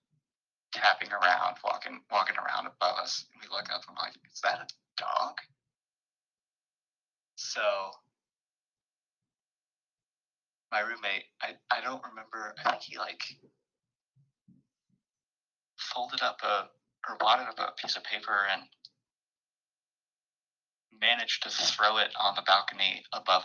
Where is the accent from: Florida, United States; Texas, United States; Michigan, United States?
Texas, United States; Dallas; I grew up in the Dallas area